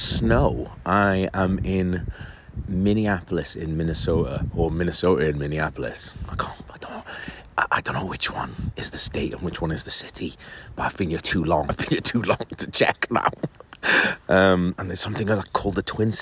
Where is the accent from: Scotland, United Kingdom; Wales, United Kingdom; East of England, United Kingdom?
Wales, United Kingdom; moved away as an adult; now in London, United Kingdom; Well, I'm from Wales, but I've lived in London for 15 years.